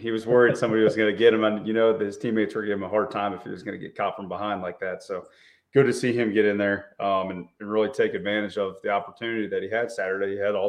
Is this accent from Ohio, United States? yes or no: yes; Cincinnati, Ohio, United States; I'm from Cincinnati